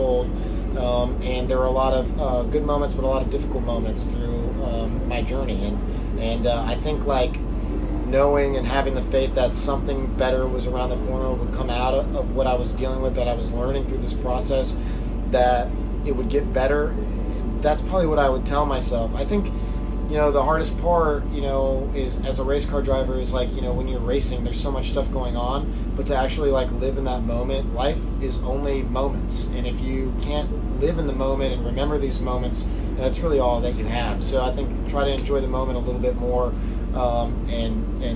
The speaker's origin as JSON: {"language": "English", "town": "Houston", "region": "Texas", "country": "United States", "tie": "born or raised there", "also_born_or_lived": "California", "moved": "yes", "said": "I grew up in Houston"}